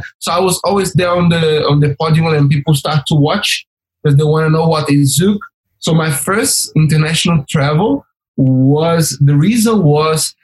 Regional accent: Brazil; English is a second language; moved away

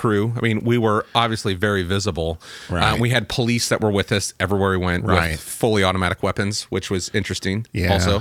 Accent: United States; We're like, you know, American

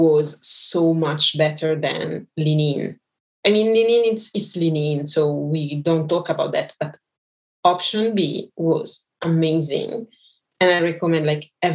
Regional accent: Brazil; I'm from Brazil

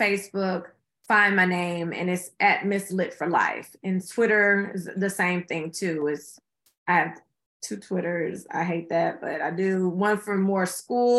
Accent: Houston, Texas, United States; my hometown of Houston

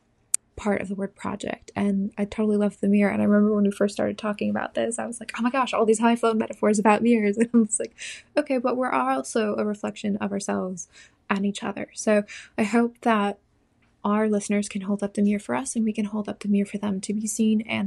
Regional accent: Southern California, United States; moved away as an adult; also born or lived in New Jersey; now in North Carolina, United States; I grew up in Southern California, and I went to university in New Jersey, where we met. And I have since moved to North Carolina

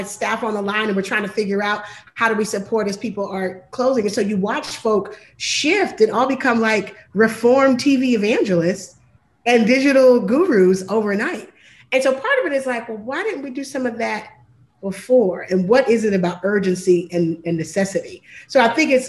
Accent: Philadelphia, Pennsylvania, United States; moved away as an adult; now in Atlanta, United States; I'm originally from Philadelphia

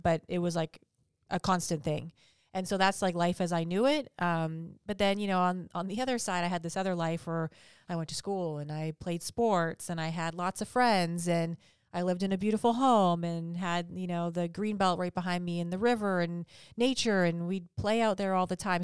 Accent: Vancouver, British Columbia, Canada; now in Huntington Beach, United States; I'm from Orange County. Well, I'm not from Orange County. I'm originally from Canada

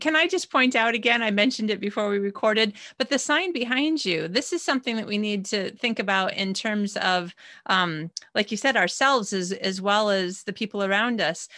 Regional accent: United States; moved away as an adult; now in Sweden; I'm American, but I'm living in Sweden.

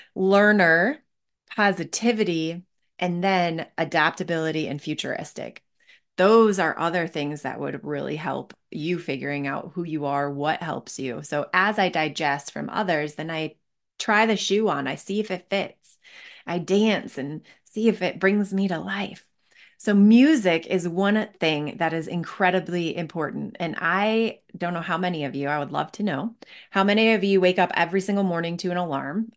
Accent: Northville, Michigan, United States; moved away as an adult; also born or lived in Seattle; now in Denver, United States; I grew up in Northville, Michigan

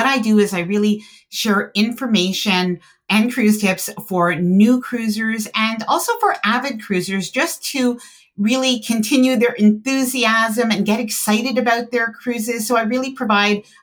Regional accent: Canada; I am Canadian

